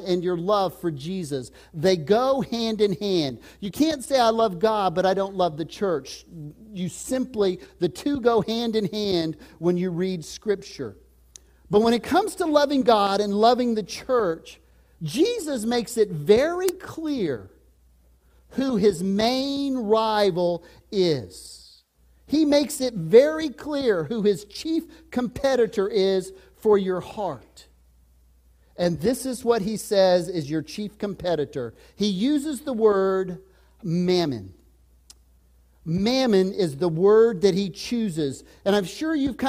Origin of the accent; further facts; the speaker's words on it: Texas, United States; moved away; I was raised in Texas.